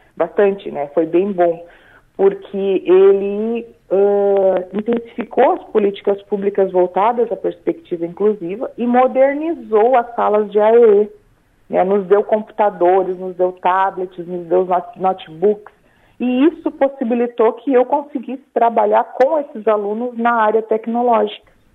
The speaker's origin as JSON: {"language": "Portuguese", "town": "São Luís Gonzaga", "region": "Rio Grande do Sul", "country": "Brazil", "also_born_or_lived": "Joinville", "moved": "as an adult", "lives_now": "Balneário Arroio do Silva, Brazil", "said": "eu sou gaúcha missioneira lá de São Luís Gonzaga, né? E fazem três anos que eu vim para Santa Catarina"}